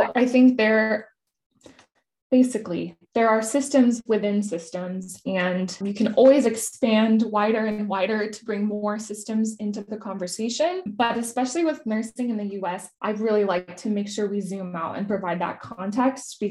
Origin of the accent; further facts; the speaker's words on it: Silicon Valley, California, United States; I grew up in Silicon Valley